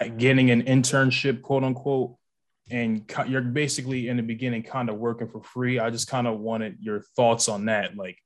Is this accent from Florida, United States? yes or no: no; New Jersey, United States; I'm from Jersey